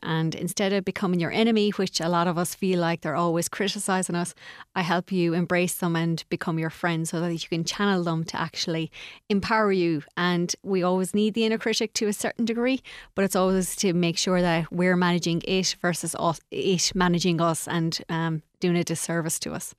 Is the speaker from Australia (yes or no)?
no; Castlegar, Connacht, Ireland; I'm from, uh, Castlegar.